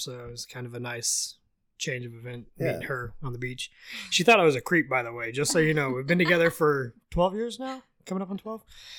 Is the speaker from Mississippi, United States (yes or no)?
no; Oklahoma, United States; moved away as an adult; now in Concord, United States; I was born and raised in Oklahoma.